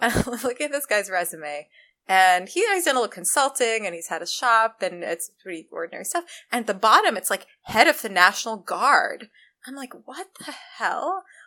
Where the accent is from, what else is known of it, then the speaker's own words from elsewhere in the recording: Canada; now in United States; I'm Canadian